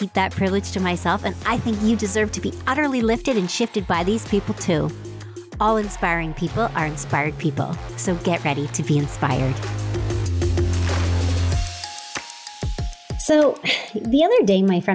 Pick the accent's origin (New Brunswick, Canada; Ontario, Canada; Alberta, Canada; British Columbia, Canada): Ontario, Canada; Stratford; Growing up in Stratford, Ontario